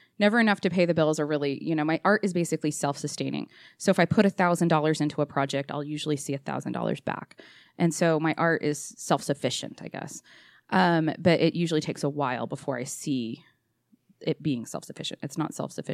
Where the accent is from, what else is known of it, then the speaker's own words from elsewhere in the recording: Orange County, California, United States; moved away as an adult; now in Utah, United States; Born and raised in Orange County, California. Moved here in 2001 when I was 21